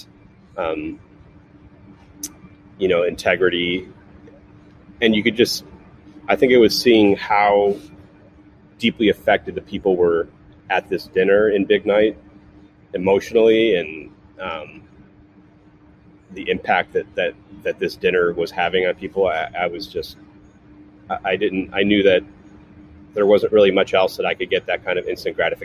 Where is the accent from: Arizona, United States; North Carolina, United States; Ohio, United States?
Ohio, United States; Cleveland; also born or lived in Atlanta, Georgia; now in California, United States; I was born in Cleveland, Ohio, you know, in the Midwest and, you know, lower middle class suburb.